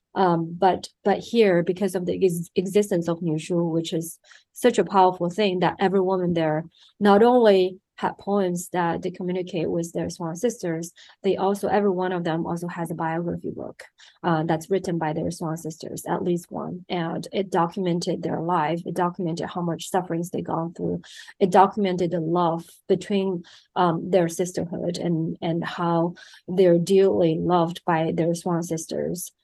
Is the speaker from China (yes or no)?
yes; China; moved away as an adult; also born or lived in United States; I was born and raised in China